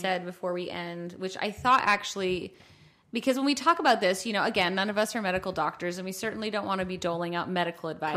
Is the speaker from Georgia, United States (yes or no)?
no; Buffalo, New York, United States; moved away; also born or lived in Utah; I'm from Buffalo